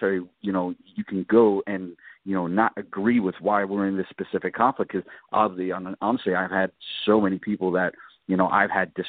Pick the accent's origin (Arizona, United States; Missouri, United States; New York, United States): New York, United States; New York City; moved away; I grew up in New York City